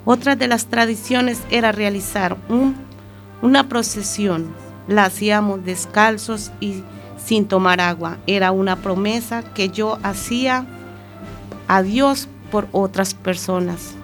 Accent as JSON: {"language": "Spanish", "country": "Colombia", "tie": "born or raised there", "moved": "as an adult", "lives_now": "Spain", "said": "aquellas vivencias que tuve en mi país de origen que es Colombia. Ya desde muy pequeña tuve inculcadas ciertas tradiciones"}